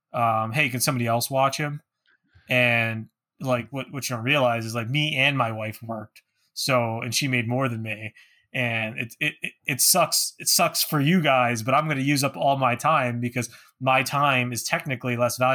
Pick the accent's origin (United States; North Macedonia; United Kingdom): United States; New Jersey; now in Northeastern Pennsylvania, United States; I was born in New Jersey.